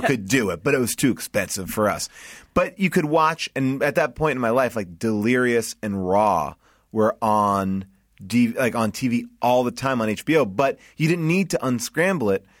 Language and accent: English; Long Island, New York, United States; I'm proud to be from Strong Island